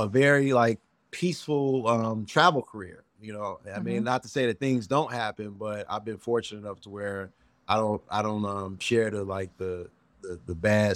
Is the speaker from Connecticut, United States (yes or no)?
no; Chicago, Illinois, United States; I let them know I'm from the South Side of Chicago.